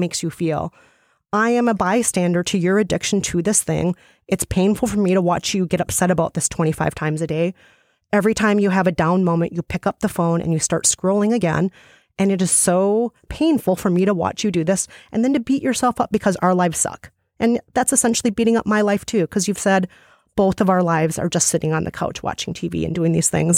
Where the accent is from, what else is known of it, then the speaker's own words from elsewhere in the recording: Minnesota, United States; as a Minnesotan.